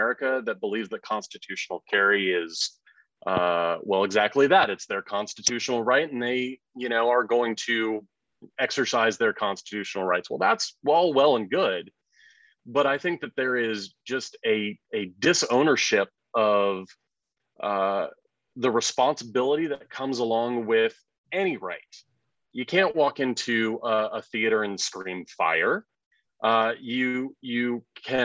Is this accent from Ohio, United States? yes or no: no; Houston, Texas, United States; moved away as an adult; also born or lived in New York City; Having been born and raised in Houston, Texas